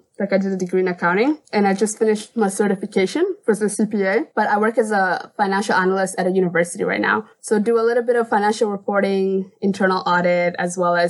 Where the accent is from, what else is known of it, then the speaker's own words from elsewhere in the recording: Calgary, Alberta, Canada; I'm from Calgary, Alberta